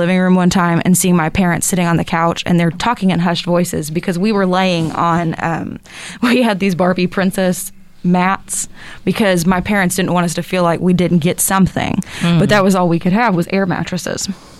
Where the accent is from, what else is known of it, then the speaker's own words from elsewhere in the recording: North Carolina, United States; I grew up in North Carolina, actually. I was a beach girl.